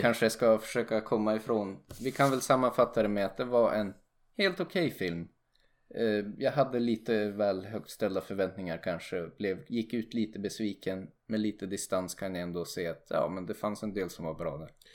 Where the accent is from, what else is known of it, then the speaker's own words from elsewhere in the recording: Sweden; lätt att nitpicka som svensk